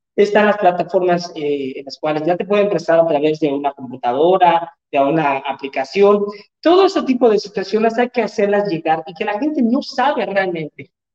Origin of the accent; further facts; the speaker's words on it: Mexico; como buen mexicano, gasto más de lo que gano